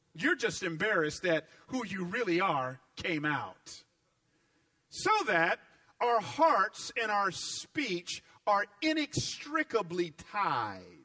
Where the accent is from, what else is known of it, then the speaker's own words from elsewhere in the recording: Atlanta, Georgia, United States; accent: southern; I grew up in Atlanta